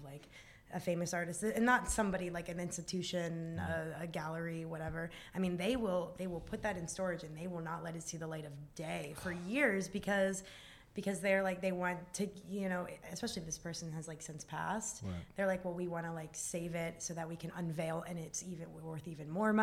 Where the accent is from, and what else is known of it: Waynesboro, Pennsylvania, United States; born or raised there; moved away as an adult; now in Pittsburgh, United States